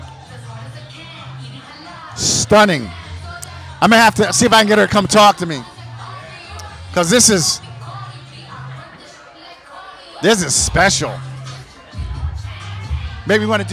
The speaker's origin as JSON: {"language": "English", "town": "Red Bank", "region": "New Jersey", "country": "United States", "also_born_or_lived": "California", "said": "I'm from New Jersey"}